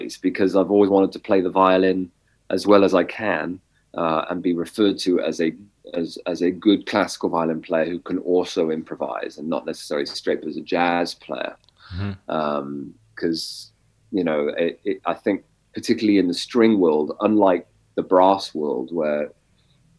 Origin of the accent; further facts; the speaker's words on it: England, United Kingdom; moved away as an adult; also born or lived in Boston, United States; now in Texas, United States; Growing up in England